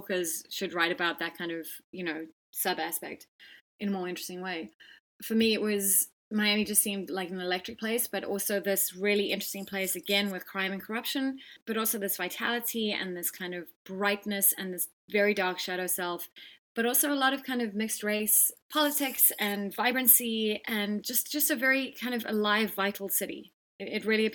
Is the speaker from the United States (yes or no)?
no; Johannesburg, Gauteng, South Africa; moved away as an adult; now in Cape Town, South Africa; Cape Town's obviously where I've lived for the last 20 years, although I grew up in Johannesburg